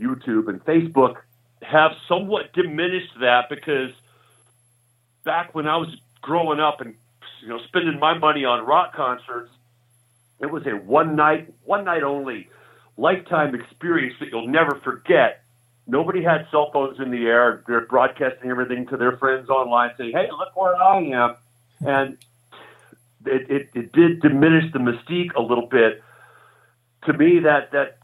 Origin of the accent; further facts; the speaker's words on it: Georgia, United States; now in Sioux Falls, United States; I was born in the South. I was born in Georgia. I'm a hillbilly at heart